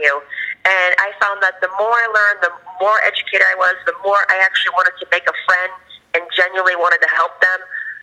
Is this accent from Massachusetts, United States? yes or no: yes; Boston, Massachusetts, United States; now in Florida, United States; I'm from Boston originally.